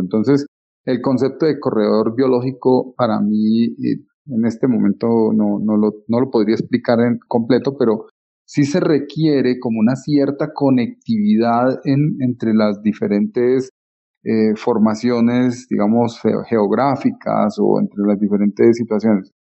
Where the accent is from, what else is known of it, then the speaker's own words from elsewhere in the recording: Colombia; como colombianos